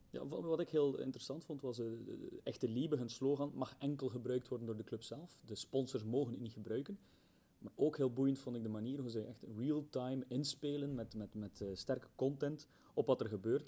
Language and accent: Dutch; Belgium; ik kom uit België.